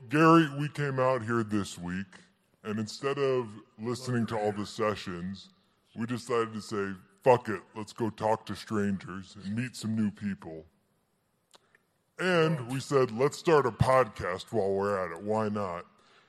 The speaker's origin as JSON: {"language": "English", "town": "Paris", "region": "Île-de-France", "country": "France", "said": "I'm from Paris."}